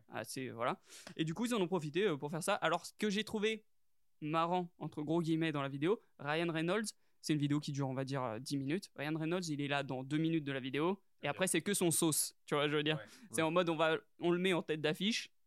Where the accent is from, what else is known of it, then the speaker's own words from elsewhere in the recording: France; Après on est français